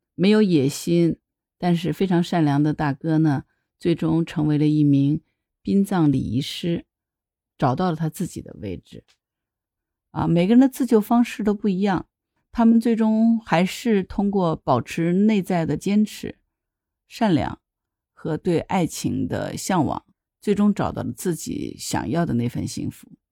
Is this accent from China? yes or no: yes; Hangzhou, Zhejiang, China; 我是杭州人嘛，杭州虽然是在江南啊